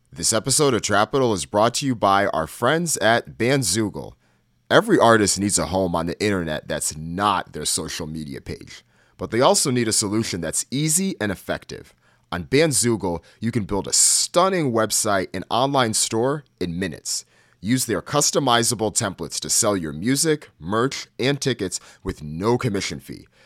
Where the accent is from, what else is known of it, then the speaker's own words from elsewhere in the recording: Northeast, United States; as someone that grew up in the Northeast